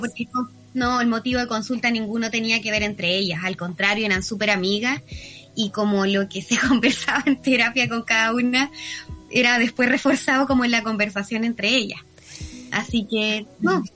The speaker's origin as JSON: {"language": "Spanish", "town": "Viña del Mar", "region": "Valparaíso", "country": "Chile", "also_born_or_lived": "Puerto Montt", "said": "soy, de Viña, me muevo entre Viña y Puerto Montt constantemente"}